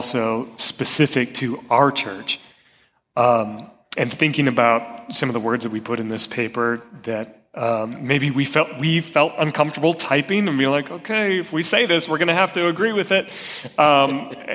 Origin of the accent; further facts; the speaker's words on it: Northwest Iowa, United States; I grew up in Northwest Iowa, two married parents